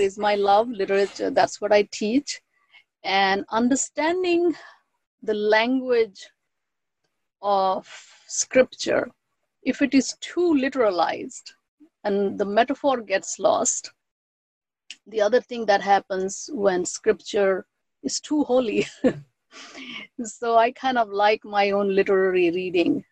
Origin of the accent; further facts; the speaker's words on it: West Bengal, India; first language Bengali; English is a second language; moved away as an adult; also born or lived in Allahabad; now in United States; I'm from Bengal, and great goddesses were deeply ingrained in my cultural upbringing